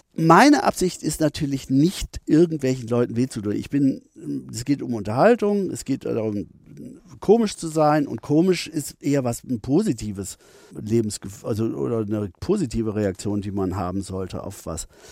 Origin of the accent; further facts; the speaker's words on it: Bielefeld, North Rhine-Westphalia, Germany; ich bin nicht direkt in Bielefeld groß geworden, sondern auf dem Dorf bei Bielefeld, das heißt Thesen